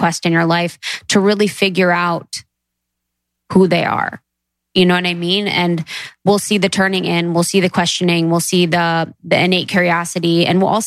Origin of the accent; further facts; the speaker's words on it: Midwest, United States; growing up in the Midwest